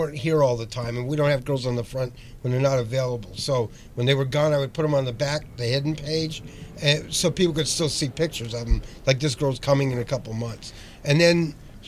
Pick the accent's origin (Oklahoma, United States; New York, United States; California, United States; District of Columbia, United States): California, United States; Los Angeles; I was born in LA.